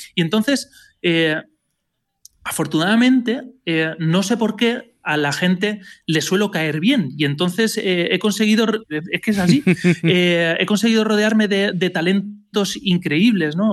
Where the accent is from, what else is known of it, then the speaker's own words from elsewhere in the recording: Elche, Valencian Community, Spain; soy de Elche, pero estudié en Valencia